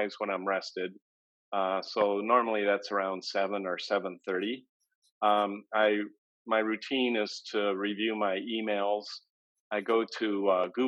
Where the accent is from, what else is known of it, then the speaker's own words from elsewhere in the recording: Michigan, United States; since I was a young boy growing up in Michigan